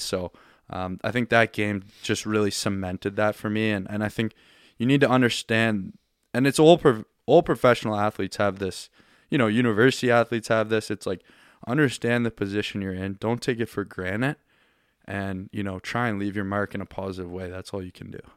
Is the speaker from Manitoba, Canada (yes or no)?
no; Halifax, Nova Scotia, Canada; moved away as an adult; now in Ontario, Canada; I'm from Halifax and grew up here